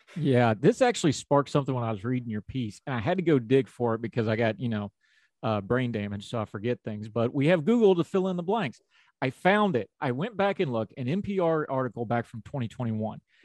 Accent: West Virginia, United States; accent: Appalachian; also born or lived in western United States; I'm a hillbilly from West Virginia

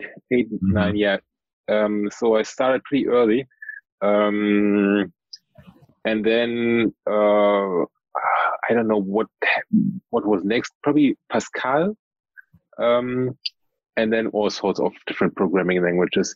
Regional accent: Germany; I'm from Germany.

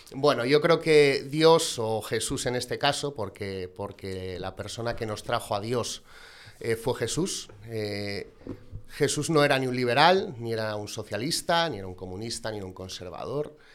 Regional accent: Gijón, Asturias, Spain; soy un gijonés de 33 años

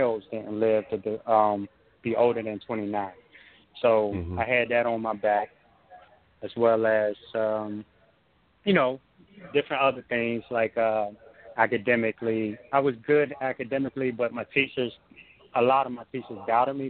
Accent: Hampton, Virginia, United States; also born or lived in Newport News, Virginia; now in Tampa, United States; Yes, I grew up in Hampton. I now live in Tampa, Florida, but I grew up in Hampton. Hampton and Newport News.

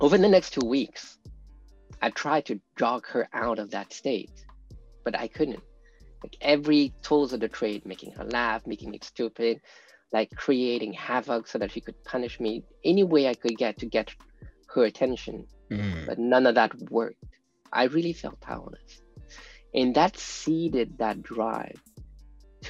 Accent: France; We grew up in France. That was where I was born

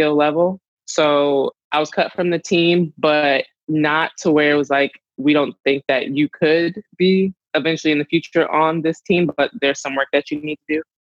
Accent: North Carolina, United States; moved away as an adult; now in California, United States; go back home to North Carolina, because I moved from North Carolina all the way to California for rugby

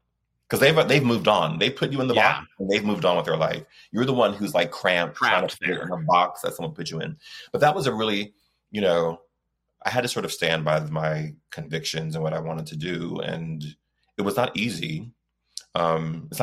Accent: Texas, United States; I was growing up in Texas in the 70s

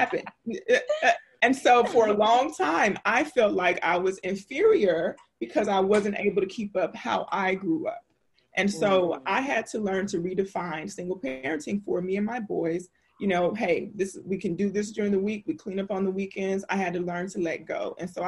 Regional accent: Louisiana, United States; I grew up in the South. I'm from Louisiana.

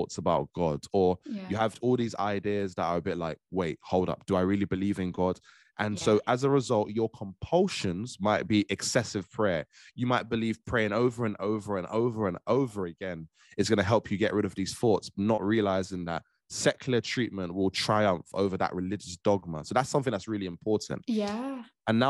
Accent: Trinidad & Tobago; I'm a young Black man, young Black Caribbean man. I'm from Trinidad

